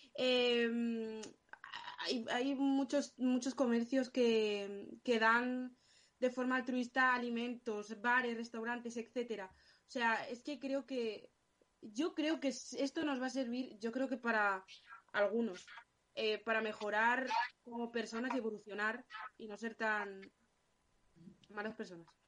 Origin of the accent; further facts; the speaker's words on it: Alcorcón, Community of Madrid, Spain; yo soy de Alcorcón